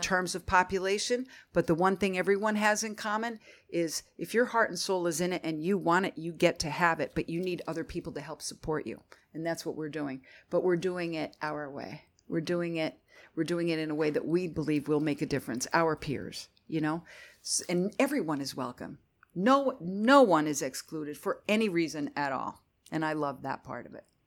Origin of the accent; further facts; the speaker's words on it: Northeastern Pennsylvania, United States; moved away as an adult; also born or lived in Philadelphia; I'm from Northeastern Pennsylvania originally